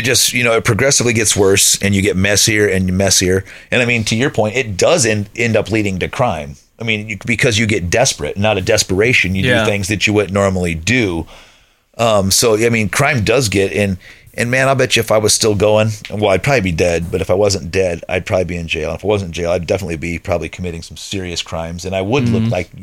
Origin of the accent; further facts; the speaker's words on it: Lakeville, United States; the house where I grew up in Lakeville